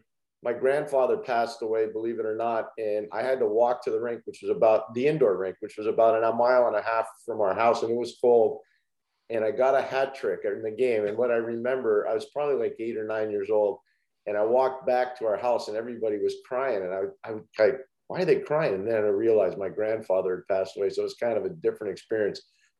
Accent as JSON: {"language": "English", "town": "Montreal", "region": "Quebec", "country": "Canada", "tie": "born or raised there", "moved": "yes", "said": "I grew up in two different towns in Montreal, Westmount and town of Mount Royal."}